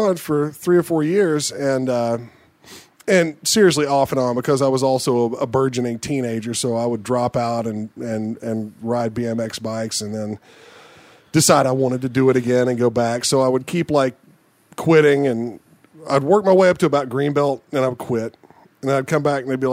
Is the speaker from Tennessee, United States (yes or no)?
yes; Oak Ridge, Tennessee, United States; there in Oak Ridge, Tennessee, where I grew up